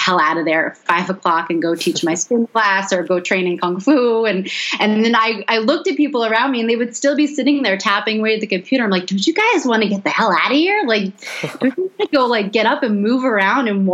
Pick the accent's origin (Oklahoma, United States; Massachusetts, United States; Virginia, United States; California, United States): Massachusetts, United States; Boston; moved away as an adult; also born or lived in Washington, D.C.; now in Las Vegas, United States; I grew up in Boston